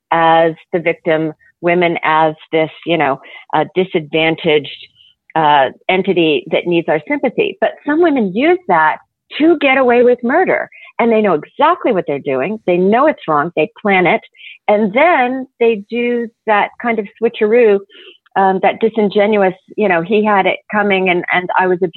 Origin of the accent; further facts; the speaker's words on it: Oklahoma, United States; I grew up in Oklahoma, so they had something called Everclear there.